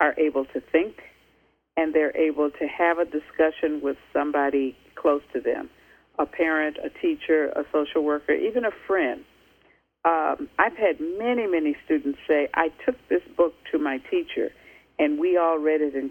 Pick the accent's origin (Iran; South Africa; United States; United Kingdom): United States; as an American